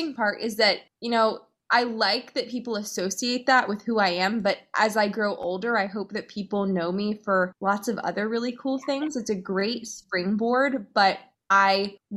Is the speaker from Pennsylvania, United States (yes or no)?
yes; Pennsylvania outside of Philadelphia, United States; I grew up in Pennsylvania outside of Philadelphia